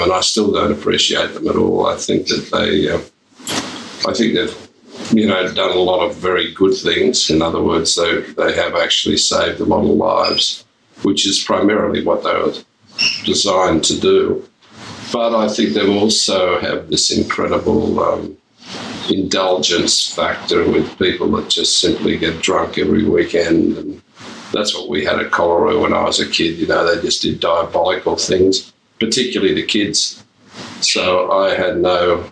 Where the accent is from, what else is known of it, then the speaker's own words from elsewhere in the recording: Sydney, New South Wales, Australia; I was born in Sydney, on the northern beaches of Sydney, and my next-door neighbour was a surfer, and he basically introduced me to the surfboard when I was 10 years old